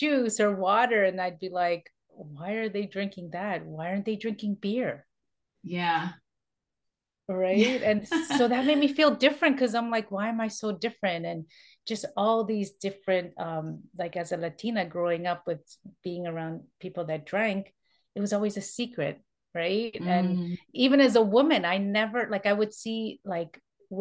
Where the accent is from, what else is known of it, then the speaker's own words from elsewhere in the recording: Toronto, Ontario, Canada; I am born and raised in Toronto, that's in Canada